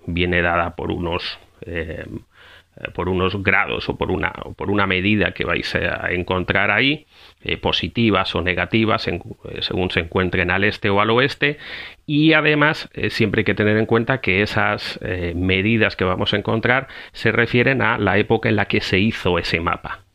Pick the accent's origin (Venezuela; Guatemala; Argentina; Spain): Spain; now in Costa Rica; España. De donde vengo